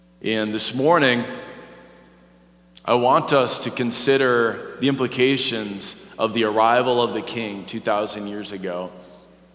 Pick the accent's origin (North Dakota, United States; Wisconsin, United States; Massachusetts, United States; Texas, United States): North Dakota, United States; moved away; I'm from North Dakota